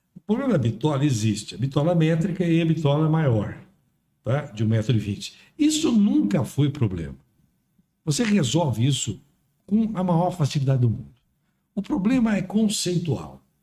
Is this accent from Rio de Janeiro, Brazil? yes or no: no; São Paulo, Brazil; Eu nasci no Brás, lá no Paris